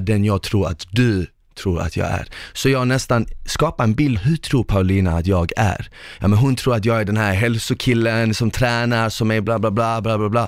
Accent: Malmö, Skåne, Sweden; moved away; jag kom ju från Malmö

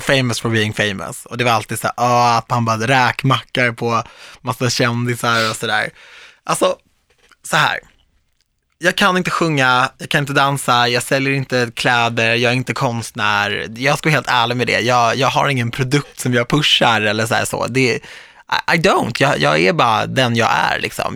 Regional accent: Viksjö, Stockholm County, Sweden; moved away; Jag är från Viksjö

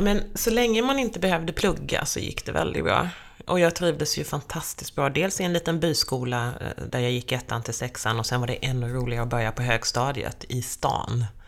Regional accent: Skirö, Jönköping County, Sweden; now in Stockholm, Sweden; Till Skirö, det är byn där jag är uppvuxen.

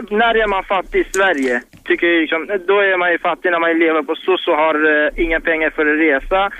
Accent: Iraq; now in Sweden; jag kommer ju från Irak.

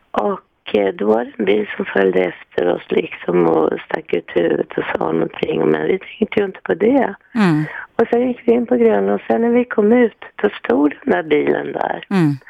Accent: Stockholm, Stockholm County, Sweden; born or raised there

